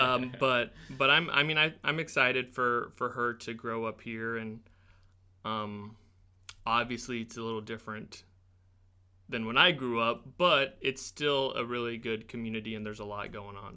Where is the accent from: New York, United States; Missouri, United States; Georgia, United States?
Missouri, United States; Springfield; I grew up in Springfield, uh, well, just east of town. I went to Rogersville, um, School District.